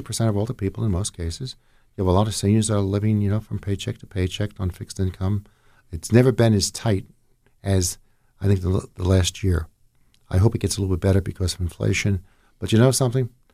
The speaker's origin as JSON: {"language": "English", "town": "Jersey City", "region": "New Jersey", "country": "United States", "moved": "yes", "lives_now": "Ocean County, United States", "said": "I'm originally from North Jersey. I'm a Jersey City guy"}